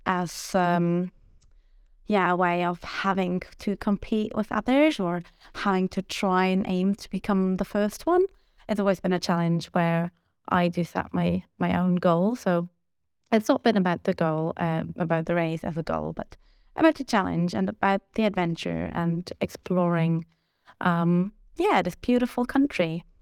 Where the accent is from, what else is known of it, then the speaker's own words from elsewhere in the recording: Germany; I'm 30 years old and I'm from Germany.